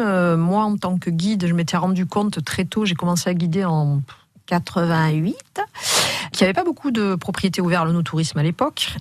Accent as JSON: {"language": "French", "town": "Bordeaux", "region": "Nouvelle-Aquitaine", "country": "France", "tie": "born or raised there", "said": "j'ai grandi d'abord euh, à Bordeaux"}